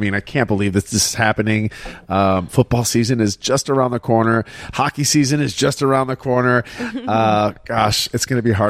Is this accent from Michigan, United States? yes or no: yes; Shelby Township, Michigan, United States; I grew up in Shelby Township, Michigan.